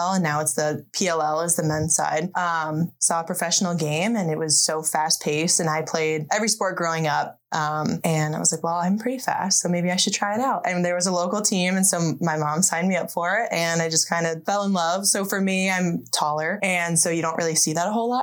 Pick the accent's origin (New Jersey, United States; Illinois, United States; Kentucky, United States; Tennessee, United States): New Jersey, United States; moved away as an adult; also born or lived in Milwaukee, Wisconsin / Central Michigan; now in Michigan, United States; I'm originally from New Jersey